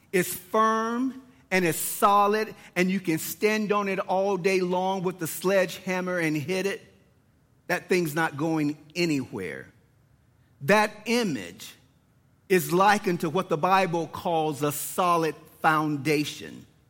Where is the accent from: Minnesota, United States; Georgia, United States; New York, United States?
Georgia, United States; Lawrenceville; born and raised in Lawrenceville, Georgia